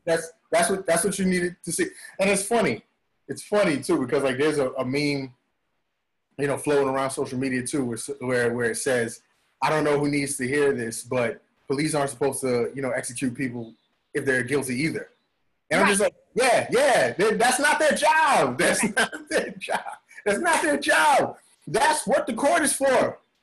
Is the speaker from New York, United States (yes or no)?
yes; New York City, New York, United States; I'm from the Bronx, right? I'm from mm-hmm. Bronx, New York